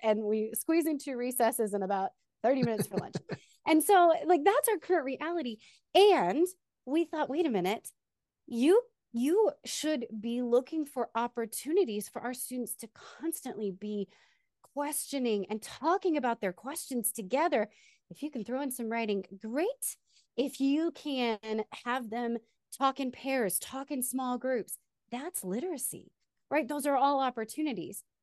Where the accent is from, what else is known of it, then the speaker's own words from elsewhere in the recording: Texas, United States; also born or lived in Austin, Texas / Wichita Falls, Texas; now in San Antonio, United States; originally I am from Texas